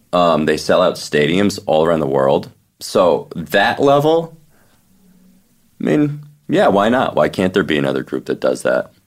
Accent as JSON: {"language": "English", "region": "New Jersey", "country": "United States", "said": "I'm from New Jersey"}